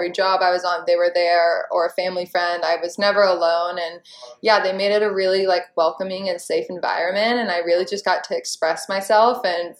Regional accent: Charleston, South Carolina, United States; I was living in my hometown of Charleston, South Carolina

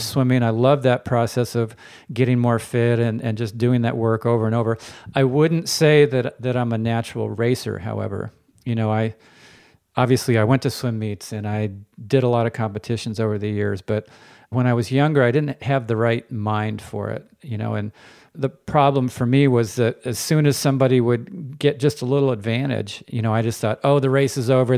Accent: Palo Alto, California, United States; I grew up in Palo Alto before it was Silicon Valley

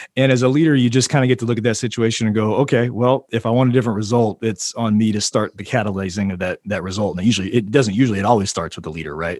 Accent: Oklahoma City, Oklahoma, United States; also born or lived in Tulsa, Oklahoma; moving me back to Oklahoma City, which is where I grew up, my hometown, and where I currently am

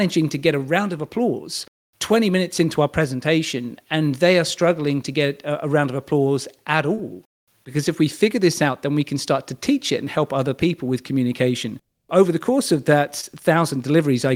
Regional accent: United Kingdom; a British male

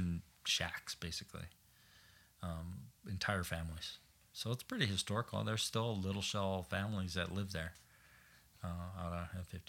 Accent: Browning, Blackfeet Reservation, Rocky Boy, Great Falls, Montana, United States; I grew up in, I was born in Browning on the Blackfeet Reservation.

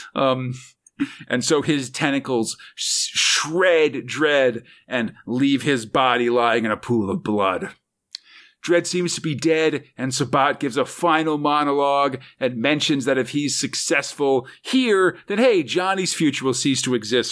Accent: California, United States; as a Californian myself

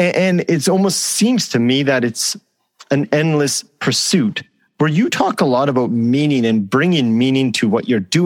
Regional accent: Canada; I'm from Canada

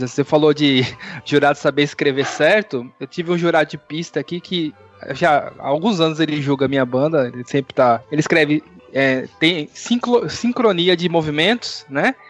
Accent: São Paulo, Brazil; eu sou de São Paulo

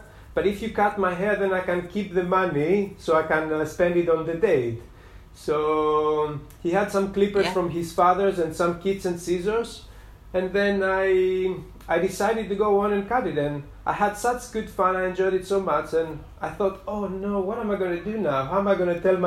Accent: Greece; now in Brighton, United Kingdom; I am originally from Greece.

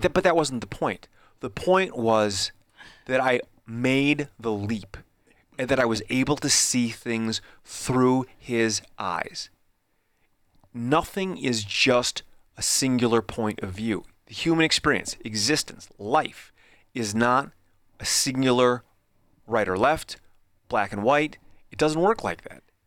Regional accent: Midwest, United States; me growing up in the Midwest

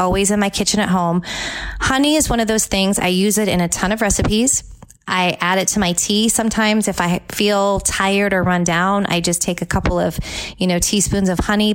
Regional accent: California, United States; now in Tampa Bay, United States; my home state of California

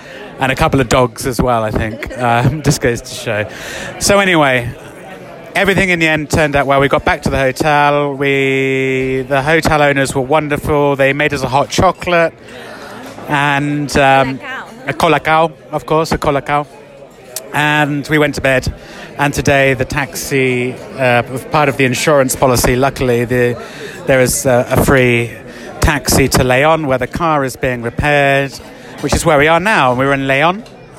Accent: England, United Kingdom; you're Ecuadorian, I'm English, so we're quite obviously not from around here.

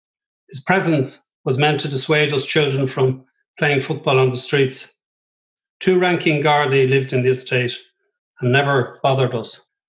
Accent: Ireland; I am an Irish writer and a human rights activist.

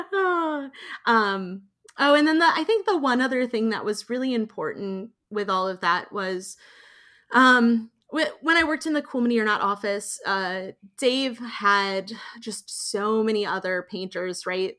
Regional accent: Indiana, United States; I grew up in Indiana

